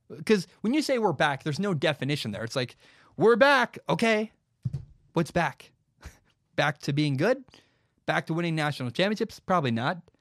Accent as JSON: {"language": "English", "region": "Washington", "country": "United States", "said": "I'm from Washington"}